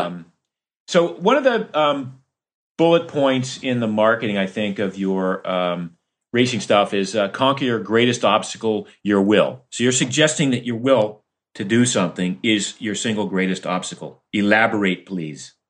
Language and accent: English; Maine, United States; also born or lived in Florida; growing up in Maine and part-time in Florida